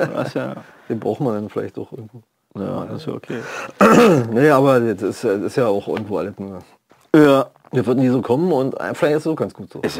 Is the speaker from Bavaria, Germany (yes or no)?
no; Frankfurt, Brandenburg, Germany; also born or lived in Berlin; Aber du bist eigentlich hier aus der Gegend, ne? Nee, ich bin aus Frankfurt-Oder.